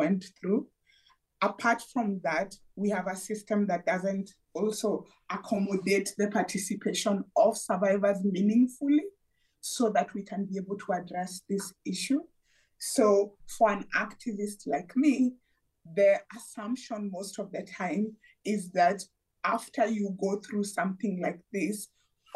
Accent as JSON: {"language": "English", "country": "Kenya", "said": "I come from Kenya"}